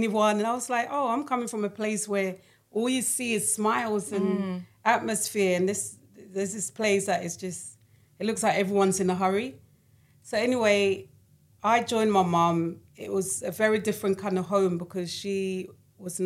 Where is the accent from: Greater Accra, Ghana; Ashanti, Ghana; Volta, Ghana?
Greater Accra, Ghana; Accra; now in London, United Kingdom; I lived in Accra with my grandparents. So I was born in London. I left at the age of 3 months to live with my grandparents